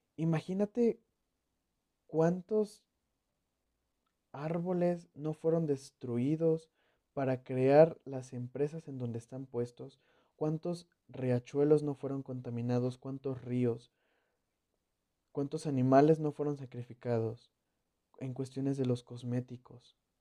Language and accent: Spanish; Mexico; yo soy mexicano.